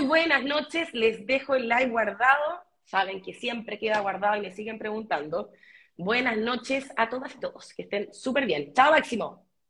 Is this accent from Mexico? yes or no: no; Chile; como chilena que ha viajado por el mundo